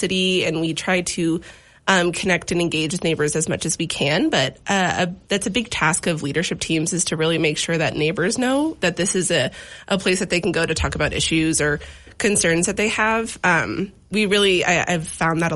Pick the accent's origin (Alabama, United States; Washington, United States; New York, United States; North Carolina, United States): Washington, United States; now in Missoula, United States; I am originally from Washington, but my whole family's from Montana, so it feels like home here.